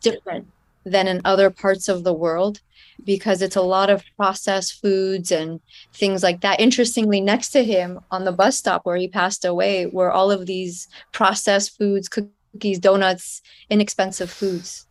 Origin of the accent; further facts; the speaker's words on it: United States; I lived in the United States, so even though the food that was served at home was Persian food